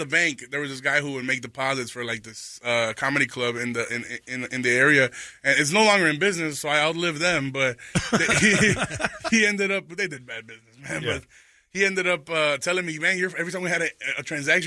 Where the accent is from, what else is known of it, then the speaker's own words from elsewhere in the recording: Chicago, Illinois, United States; I'm from Chicago